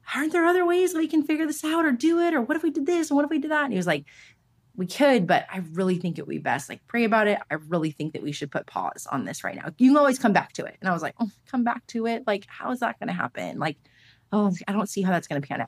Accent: Los Angeles, California, United States; I grew up here in Los Angeles. I'm born and raised here

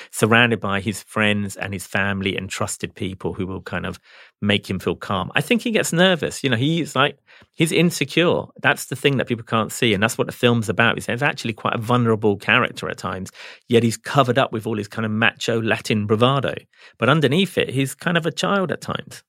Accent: England, United Kingdom; I grew up in England, so I'm a football fan

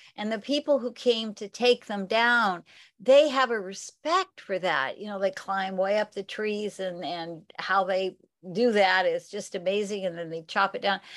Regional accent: the Northwest, Pacific Northwest, United States; now in California, United States; I grew up in the Northwest, so I had a lot of evergreens

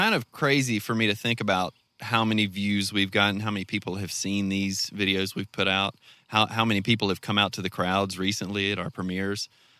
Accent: Garfield, Arkansas, United States; We tell people we're from Garfield and everybody brings it up.

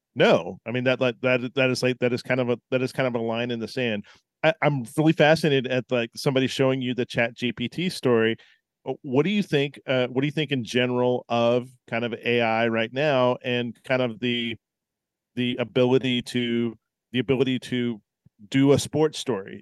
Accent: Tennessee, United States; I grew up in Tennessee

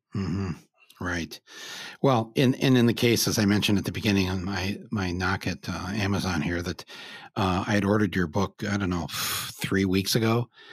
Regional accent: Michigan, United States; born or raised there

